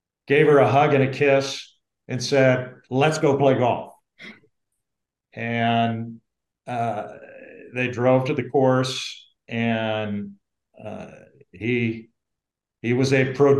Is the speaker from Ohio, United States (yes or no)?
yes; about 30 miles northeast of Cincinnati, southern Ohio, United States; we lived on in farmland in southern Ohio, about 30 miles northeast of Cincinnati